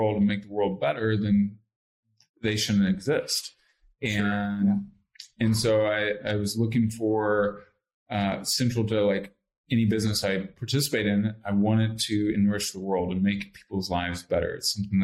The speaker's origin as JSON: {"language": "English", "town": "Lexington", "region": "Kentucky", "country": "United States", "tie": "born or raised there", "said": "I grew up in Lexington, Kentucky"}